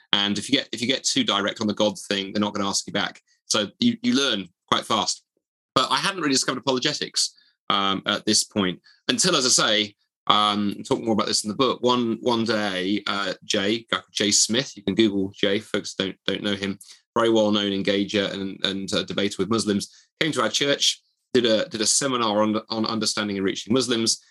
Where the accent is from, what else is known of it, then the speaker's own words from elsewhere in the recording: Dundee, Scotland, United Kingdom; the university of my hometown